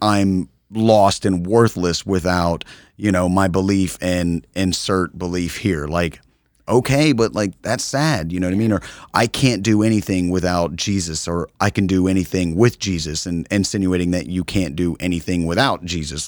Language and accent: English; United States; as an American